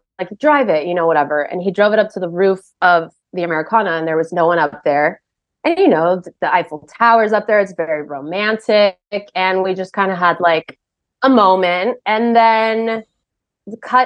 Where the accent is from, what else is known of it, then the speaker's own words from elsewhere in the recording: Glendale, California, United States; I grew up in Glendale, by the way. I am like a townie.